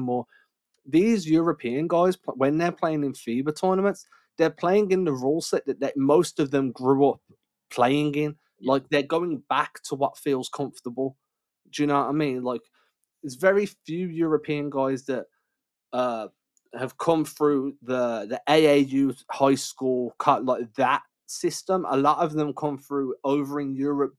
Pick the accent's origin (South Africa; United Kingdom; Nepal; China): United Kingdom; England; growing up in England